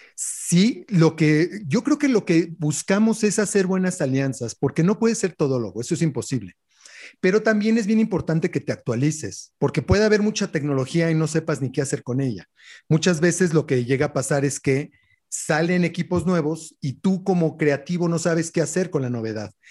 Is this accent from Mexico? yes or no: yes; Mexico; como buenos mexicanos